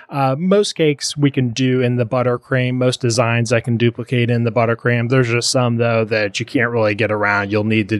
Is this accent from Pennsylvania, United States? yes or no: no; Indiana, United States; moved away as an adult; now in Lexington, United States; we settled in Lexington, Kentucky, because I'm from Indiana